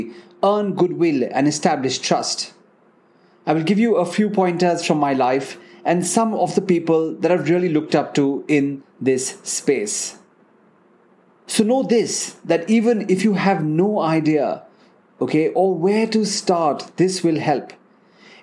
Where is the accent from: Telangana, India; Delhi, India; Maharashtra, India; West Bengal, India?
Delhi, India; National Capital Region of India; I grew up in the National Capital Region of India